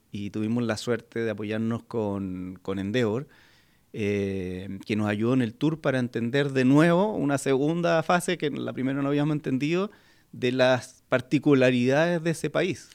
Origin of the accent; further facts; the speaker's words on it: Chile; como chilenos